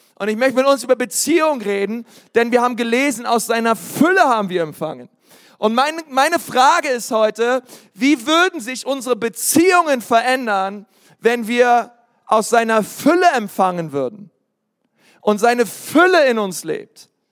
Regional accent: Bavaria, Germany; hier bei uns in Bayern

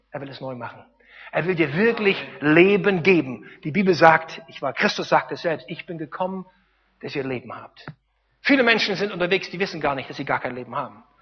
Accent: East Germany, Germany; als kleiner, dummer Deutscher, ich komme aus dem Osten, als kleiner, dummer Ossi

